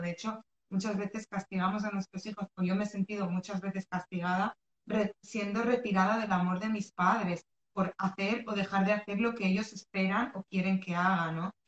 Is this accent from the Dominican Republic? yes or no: no; Spain; also born or lived in Morocco; yo soy de Marruecos, he nacido en Marruecos, pero vivo y he, he vivido casi toda mi vida en España y me he criado, o sea, me he educado en España mayoritariamente